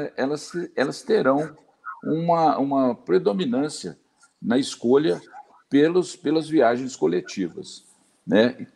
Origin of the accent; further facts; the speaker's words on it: Zona da Mata, Minas Gerais, Brazil; also born or lived in Botelhos, Minas Gerais; sou da Zona da Mata